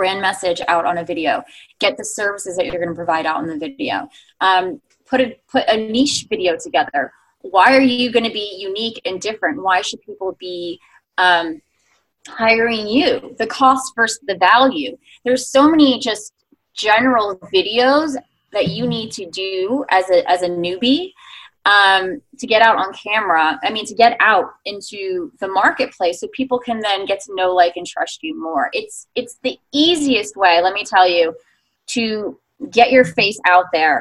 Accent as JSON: {"language": "English", "region": "New York", "country": "United States", "said": "I'm a New Yorker"}